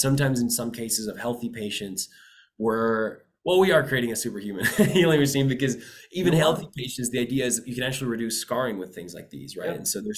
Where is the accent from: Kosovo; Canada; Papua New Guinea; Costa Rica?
Costa Rica; Typically, I come from Costa Rica. I spend a lot of time there.